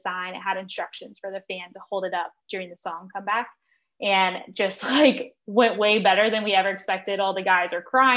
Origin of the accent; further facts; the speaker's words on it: Nashville, Tennessee, United States; I grew up in Nashville